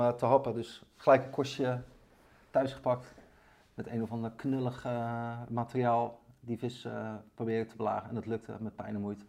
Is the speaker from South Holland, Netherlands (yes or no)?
yes; Barendrecht, South Holland, Netherlands; accent: Rotterdam; ik ben opgegroeid in Baarnrecht, onder de rook van Rotterdam. Ja voel me ook altijd wel een beetje een Rotterdammer. Dat kunnen jullie ook aan mijn stem horen waarschijnlijk